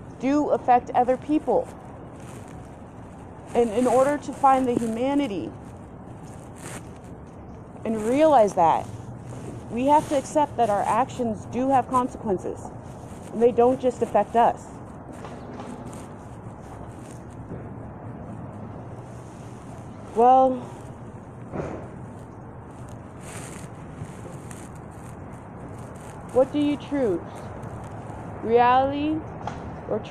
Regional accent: Colorado, United States; I'm from Colorado

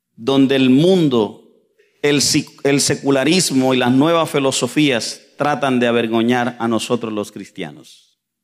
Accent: Santa Fe de Ralito, Córdoba, Colombia; yo vengo de las montañas de Colombia. YouTube, usted escribe mi pueblo, Santa Fe de Ralito

